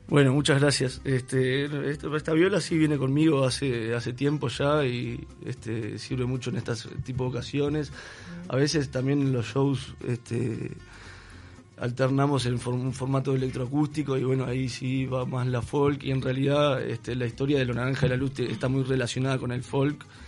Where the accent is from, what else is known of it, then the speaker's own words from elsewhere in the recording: Juan Lacaze, Colonia, Uruguay; moved away; vine de la ciudad de Juan Lacase hace más de 10 años